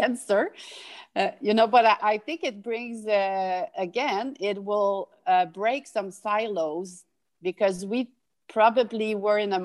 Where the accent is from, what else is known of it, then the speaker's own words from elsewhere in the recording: Canada; we need to ask ourselves as Canadian